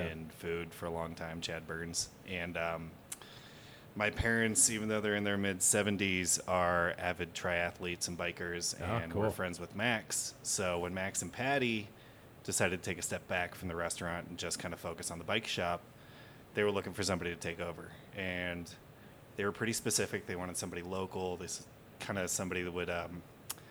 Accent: Puerto Rico; moved away as an adult; also born or lived in Reno, Nevada; now in Lake Tahoe area, United States; I grew up in Puerto Rico for 18 years

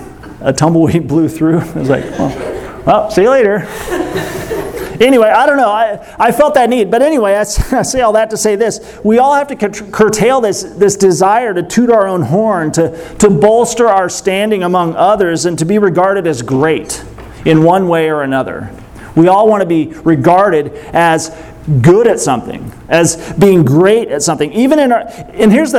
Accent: Springfield, Missouri, United States; I'm from Springfield, Missouri

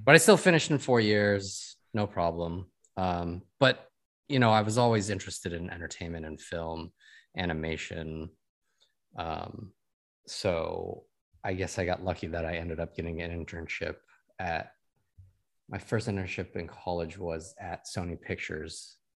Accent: Sacramento, California, United States; moved away as an adult; also born or lived in Taipei; now in Los Angeles, United States; I was born and raised in Sacramento.

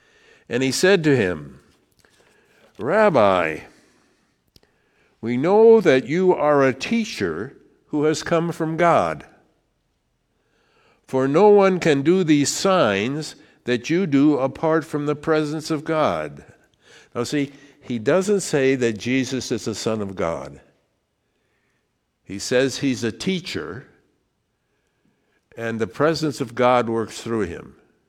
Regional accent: Richland Center, Wisconsin, United States; born there; I was born in Richland Center, Wisconsin, to two parents

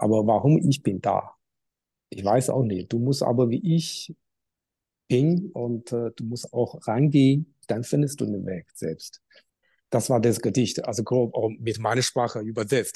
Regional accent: Qingdao, Shandong, China; German is a second language; moved away as an adult; now in Germany; an der Uni in meiner Heimat Qingdao für drei Jahre

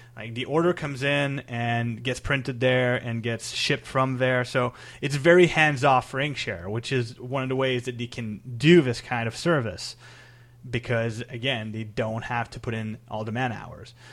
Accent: Canada; I'm Canadian

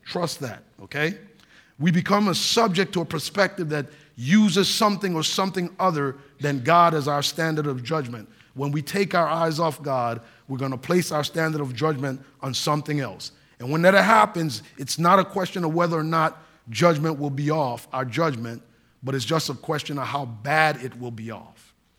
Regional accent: Saint Croix, U.S. Virgin Islands; moved away; growing up in the United States Virgin Islands on the island of Saint Croix, I'm an American citizen

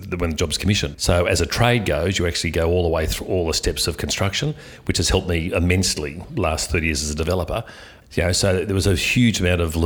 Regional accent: Sydney, New South Wales, Australia; I was born in Sydney. I grew up in Killarney Heights on the northern beaches.

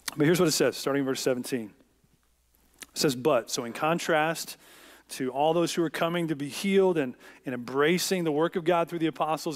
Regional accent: United States; as American Christians

